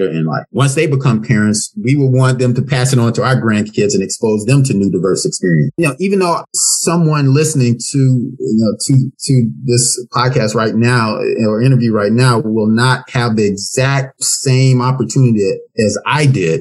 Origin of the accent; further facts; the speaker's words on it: Memphis, Tennessee, United States; moved away; also born or lived in Florida; growing up in Memphis